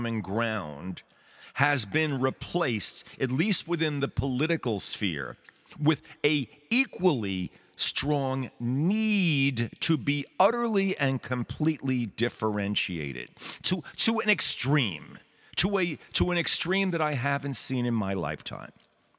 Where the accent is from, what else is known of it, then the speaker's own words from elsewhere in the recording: New York City, New York, United States; It was part of the larger thing of being a New Yorker.